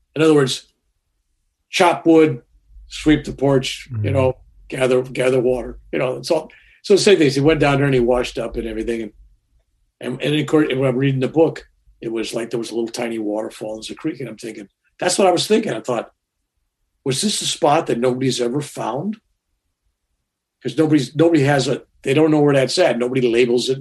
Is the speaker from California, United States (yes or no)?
yes; San Francisco, California, United States; I was born in San Francisco on March 16th, 1946